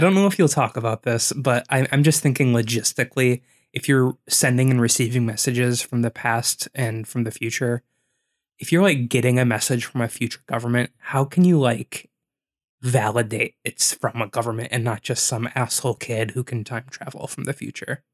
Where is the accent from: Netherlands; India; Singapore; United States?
United States; Wisconsin; We grew up in Wisconsin